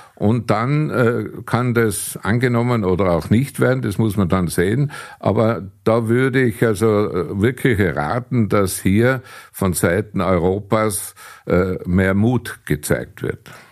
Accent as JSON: {"language": "German", "country": "Austria"}